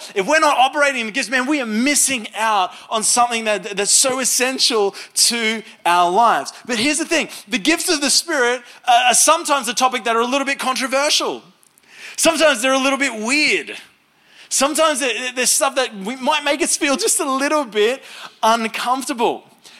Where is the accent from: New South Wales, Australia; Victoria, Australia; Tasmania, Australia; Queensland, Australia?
Queensland, Australia; Now, I'm from North Queensland, and so we speak very, very slow up there.